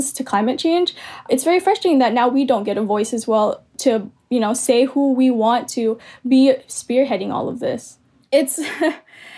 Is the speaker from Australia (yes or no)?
no; American Samoa; moved away; I'm Filipina ethnically. But because I grew up in American Samoa